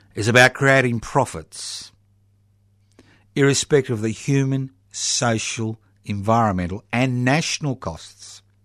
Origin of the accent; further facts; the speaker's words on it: Brisbane, Queensland, Australia; when I was born in the Marder Hospital in Brisbane so many decades ago?